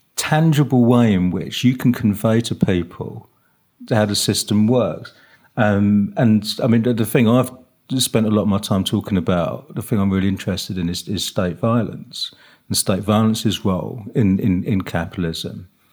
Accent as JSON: {"language": "English", "country": "United Kingdom", "said": "as British socialists"}